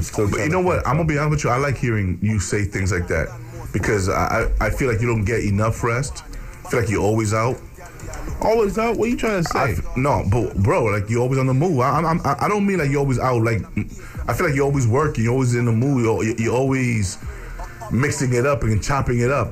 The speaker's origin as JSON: {"language": "English", "town": "New York City", "region": "New York", "country": "United States", "tie": "born or raised there", "also_born_or_lived": "Bronx", "said": "I was born and raised in the Heights, but I was living in the Bronx for ten years"}